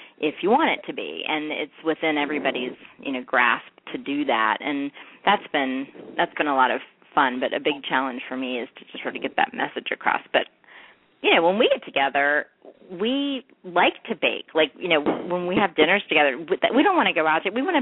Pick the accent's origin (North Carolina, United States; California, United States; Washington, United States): North Carolina, United States; we're both from North Carolina